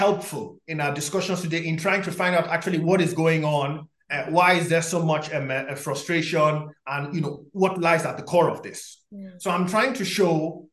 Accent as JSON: {"language": "English", "country": "Nigeria", "tie": "born or raised there", "also_born_or_lived": "Poland", "moved": "yes", "lives_now": "United Kingdom", "said": "I grew up in Nigeria"}